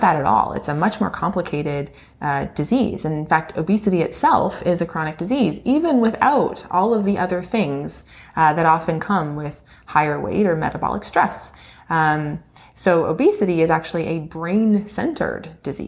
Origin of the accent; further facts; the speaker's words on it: Ontario, Canada; I'm from Ontario. I grew up in a small town